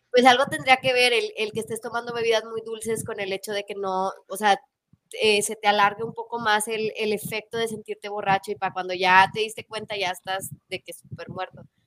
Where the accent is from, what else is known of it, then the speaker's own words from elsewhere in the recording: Mexico; nosotros como mexicanos